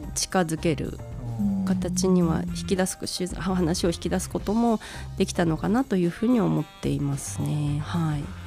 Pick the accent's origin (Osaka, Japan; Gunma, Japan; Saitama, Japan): Gunma, Japan; moved away as an adult; also born or lived in Kobe; 実家の両親を頼ってあの2018年にまたこちらに地元に戻ってきた